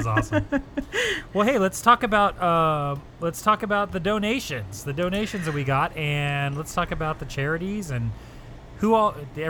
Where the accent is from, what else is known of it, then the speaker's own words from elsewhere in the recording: Anaheim, California, United States; when I was a kid growing up in Anaheim